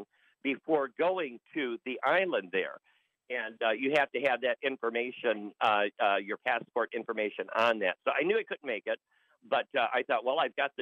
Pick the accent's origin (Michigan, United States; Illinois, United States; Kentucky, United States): Michigan, United States; Detroit; moved away as an adult; now in Saugatuck, United States; growing up in the Detroit area, you know, it feels like home.